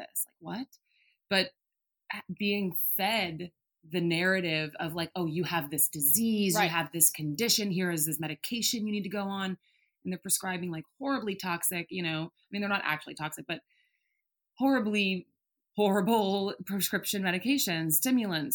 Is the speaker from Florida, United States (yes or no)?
no; outside of San Francisco, Bay Area of California, United States; also born or lived in Colorado; I grew up in the Bay Area of California, outside of San Francisco